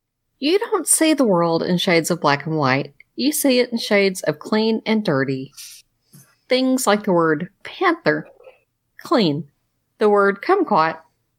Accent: Tennessee, United States; now in Indiana, United States; I'm originally from Tennessee. Down there we called it okra

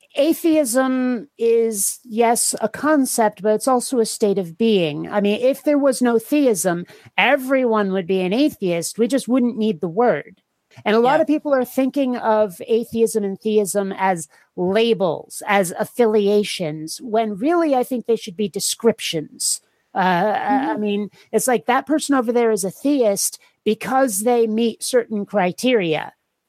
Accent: Burlington, Vermont, United States; also born or lived in Seattle; now in San Diego, United States; I was raised in Vermont, and I was raised in the one thing that can vaguely qualify as a city in Vermont, the Burlington area.

